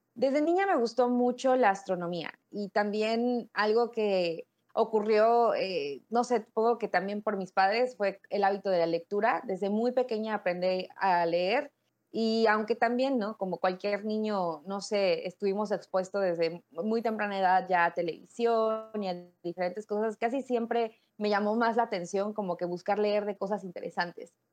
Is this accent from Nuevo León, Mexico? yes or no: no; Mexico City, Mexico; yo crecí en México, en la Ciudad de México en específico